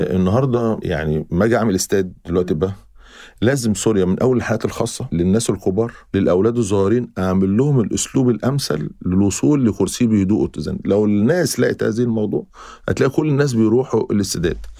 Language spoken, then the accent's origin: Arabic; Egypt; احنا ك مصريين